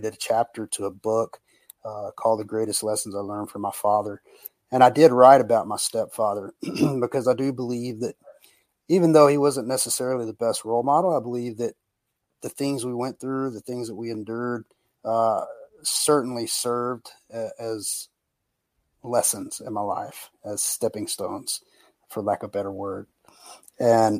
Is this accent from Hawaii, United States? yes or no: no; Brownwood, Texas, United States; also born or lived in North Carolina / Austin, Texas; I was born and raised in Texas. A little town called Brownwood is to be exact, where I was raised.